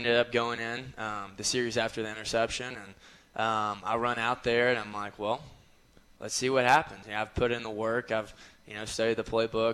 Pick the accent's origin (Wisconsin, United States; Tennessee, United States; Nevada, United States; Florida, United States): Tennessee, United States; Cleveland; moved away as an adult; now in Johnson City, United States; I'm from Cleveland, which is right by Chattanooga, and I had a lot of friends and family there